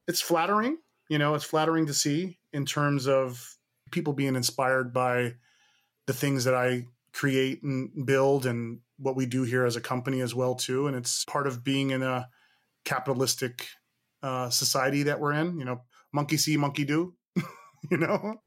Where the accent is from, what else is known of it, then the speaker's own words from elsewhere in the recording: Hayward, California, United States; I'm from the East Bay, Hayward, California